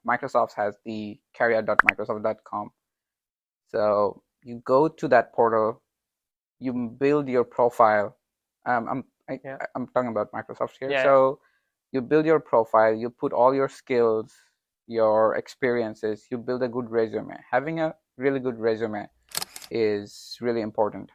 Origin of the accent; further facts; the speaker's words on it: Bangladesh; I'm from Bangladesh